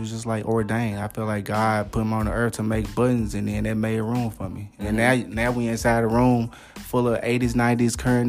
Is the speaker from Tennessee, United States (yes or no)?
yes; Memphis, Tennessee, United States; growing up in South Memphis, not a lot of opportunities.